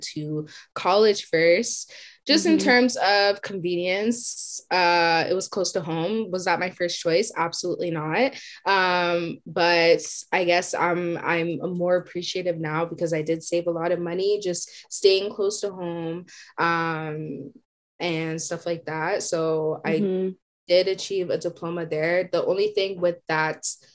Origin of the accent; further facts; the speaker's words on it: Whitby, Ontario, Canada; I grew up in Whitby